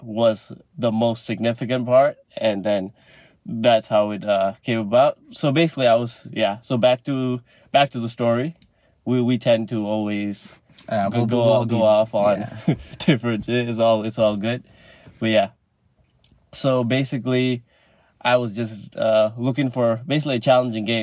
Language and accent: English; Malaysia; moved away as an adult; now in Canada; I'm Malaysian, like I'm an international student